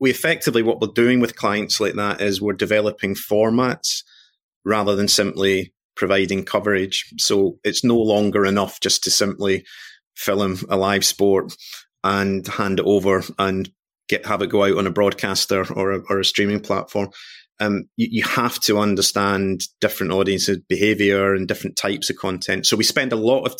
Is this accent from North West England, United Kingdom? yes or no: no; Glasgow, Scotland, United Kingdom; I am Scottish born and bred, coming from Glasgow